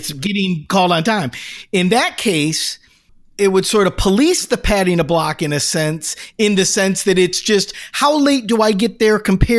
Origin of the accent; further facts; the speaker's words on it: Taberg, New York, United States; It's Taberg, and I was born in Taberg.